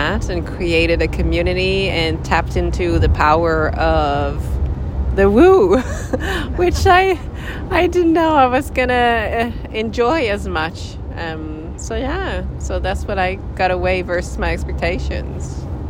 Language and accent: English; Canada; now in Vancouver, Canada; I'm new to Vancouver. I'm Canadian, but lived abroad for 8 years, and now I'm new in the country.